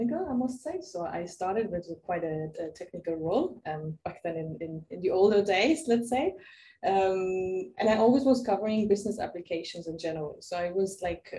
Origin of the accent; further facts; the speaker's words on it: Germany; now in Barcelona, Spain; I'm originally from Germany. Spending right now my time in Barcelona.